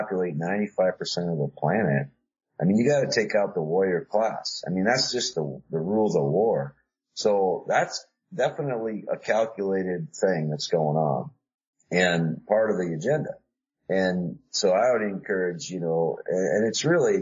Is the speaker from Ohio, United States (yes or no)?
no; South Dakota, United States; I grew up in Dakota, South Dakota